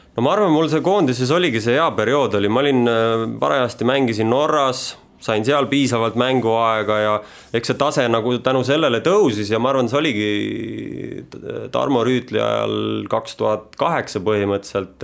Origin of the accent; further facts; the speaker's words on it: Rapla County, Estonia; now in Tallinn, Estonia; eluolu on mul ikka siin Tallinnas, et noh eks ma ise olen sealt Raplamaalt pärit